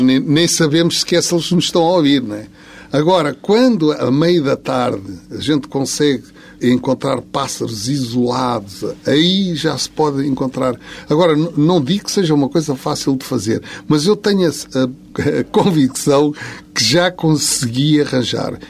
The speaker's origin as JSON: {"language": "Portuguese", "region": "Lisbon", "country": "Portugal", "said": "sendo de Lisboa, sou de Campo de Orique"}